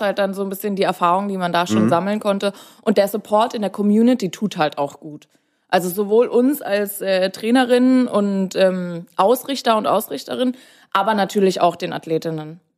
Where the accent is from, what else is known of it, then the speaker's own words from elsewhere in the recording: Bavaria, Germany; moved away as an adult; now in Berlin, Germany; Ich komme ursprünglich aus Bayern